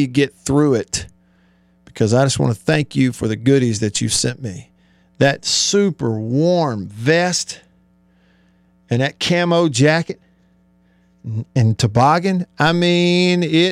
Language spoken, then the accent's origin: English; Alabama, United States; now in Mississippi, United States; Growing up in Alabama